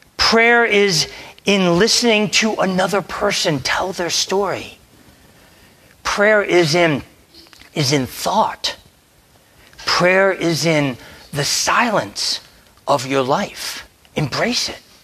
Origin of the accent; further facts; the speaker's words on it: Delaware, United States; moved away; I'm from Delaware.